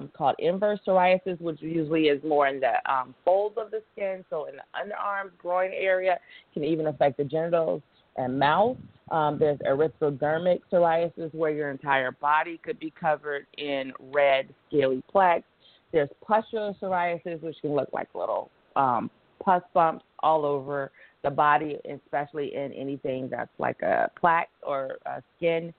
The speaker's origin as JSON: {"language": "English", "region": "North Carolina", "country": "United States", "said": "I'm from North Carolina"}